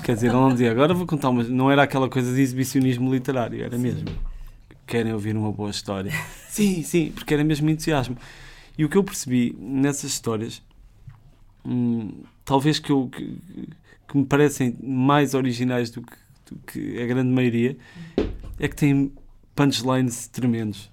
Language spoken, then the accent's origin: Portuguese; Lisbon, Portugal; eu cresci em Benfica e, e, aquela zona é assim meio estranha, para quem lá cresceu